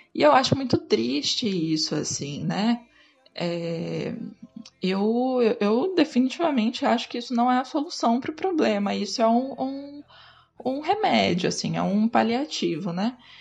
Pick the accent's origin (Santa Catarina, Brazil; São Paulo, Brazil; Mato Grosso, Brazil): Mato Grosso, Brazil; Cuiabá; como eu sou de Cuiabá